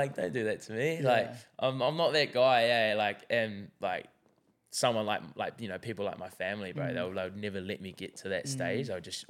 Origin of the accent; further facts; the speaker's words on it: New Zealand; And for me, like, I'm like being from New Zealand, I know that like, you know, suicide in New Zealand, like we're in very, very high numbers.